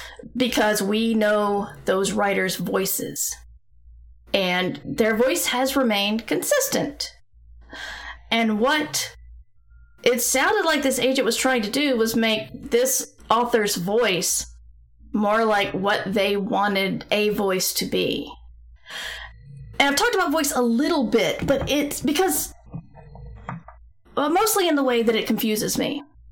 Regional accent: the South, United States; accent: Southern; all I know is I've tried to suppress my Southern accent for so long, it's hard for me to actually do a Southern accent.

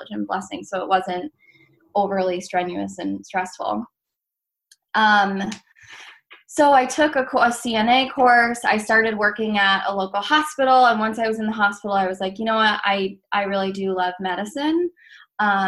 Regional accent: Massachusetts, United States; I grew up in Massachusetts

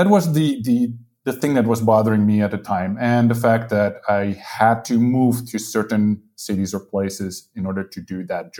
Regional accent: Netherlands; moved away as an adult; also born or lived in United Kingdom / Spain; now in Portugal; I'm from the Netherlands, but I lived in the UK for some years. Now I live in Portugal

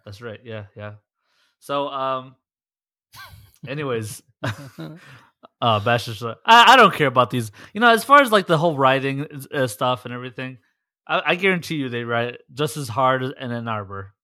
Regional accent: Detroit, Michigan, United States; I'm from there, I grew up, I went to school

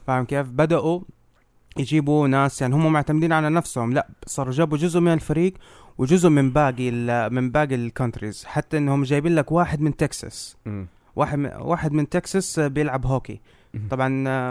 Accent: Jeddah, Makkah Province, Saudi Arabia; وعندنا بجده

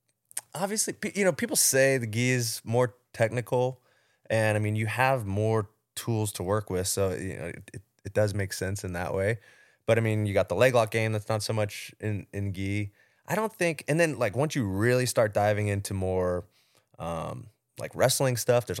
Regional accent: Georgia, United States; Where I grew up like outside of Atlanta, there wasn't really, you know, much, there was no boxing gym around or anything like that.

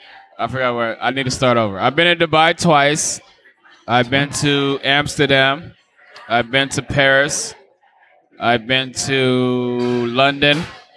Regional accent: Eswatini; No, I'm actually a king. I'm from Swaziland.

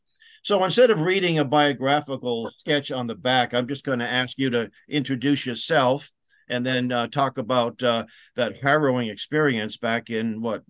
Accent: Alton, New Hampshire, United States; at a church here in my hometown of Alton, New Hampshire

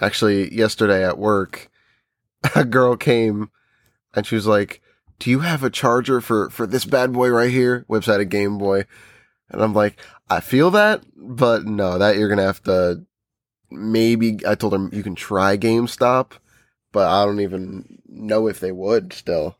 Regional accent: New Jersey, United States; we're from New Jersey

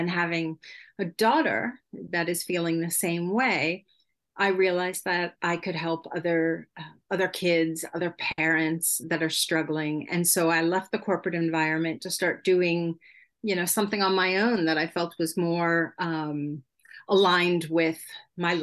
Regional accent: United States; first language English; moved away as an adult; now in Sweden; I am an American citizen, but I've been living abroad in Europe for over 20 years already

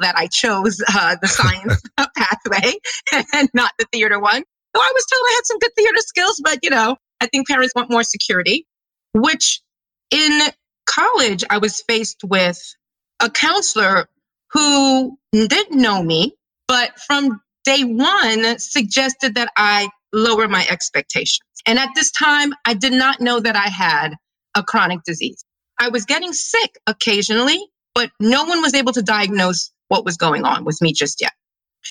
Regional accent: New York City, New York, United States; now in Philadelphia, United States; I'm a kid from Brooklyn, New York. I'm a New Yorker

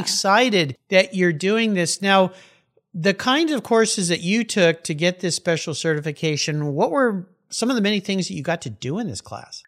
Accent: San Diego, California, United States; I grew up down in San Diego, we had this thing called shop class.

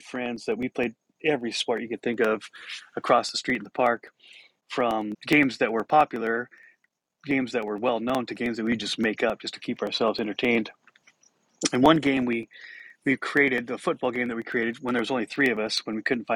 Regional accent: Montana, United States; I grew up in Montana

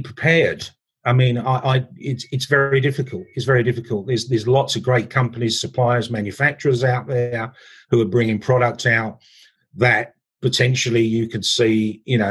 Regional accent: England, United Kingdom; I'm English

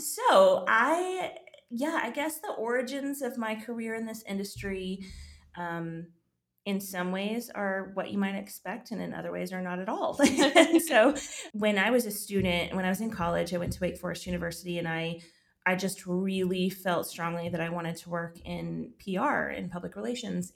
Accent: Texas, United States; moved away as an adult; also born or lived in Georgia; my home state of Texas

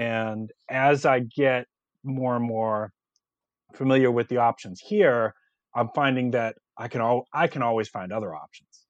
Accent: Boston, Massachusetts, United States; now in South Carolina, United States; I'm actually from Boston originally. I, I live in South Carolina now

